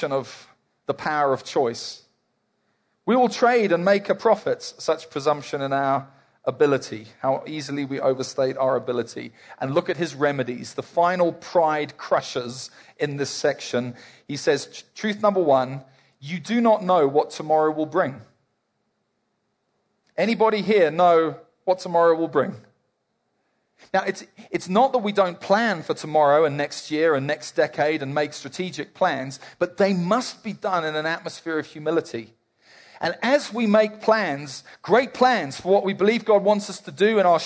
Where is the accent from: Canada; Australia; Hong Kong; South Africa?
South Africa; Mostly here we're South African